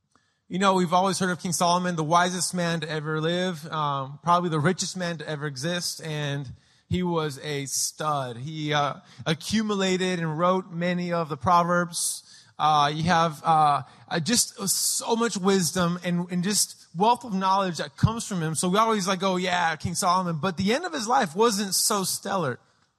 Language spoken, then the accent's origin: English; Lima, Peru; also born or lived in San Diego, United States; Obviously, I'm a big, tall gringo. I was born in San Diego. I claim San Diego as where I'm from, but I grew up in Lima, Peru.